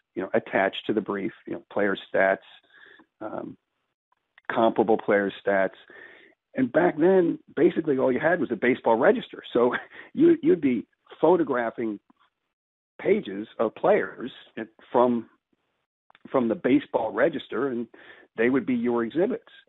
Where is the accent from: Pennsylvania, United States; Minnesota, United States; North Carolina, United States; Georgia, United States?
Pennsylvania, United States; Philadelphia; I grew up here in Philly